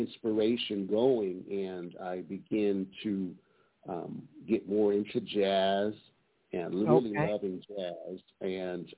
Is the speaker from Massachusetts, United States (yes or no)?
no; Detroit, Michigan, United States; also born or lived in Altadena, California; now in Pasadena, United States; I'm from Detroit, Michigan, so I was born in Michigan.